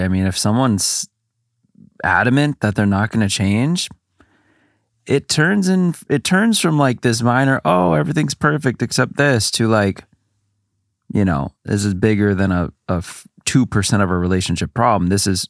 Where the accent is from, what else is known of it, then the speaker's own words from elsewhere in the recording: Midwest, United States; Like growing up in the Midwest, but I remember it's like, there was some saying about it.